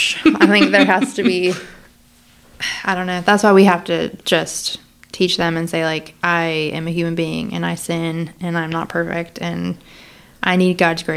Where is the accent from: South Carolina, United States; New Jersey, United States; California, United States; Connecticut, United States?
South Carolina, United States; I'm from South Carolina.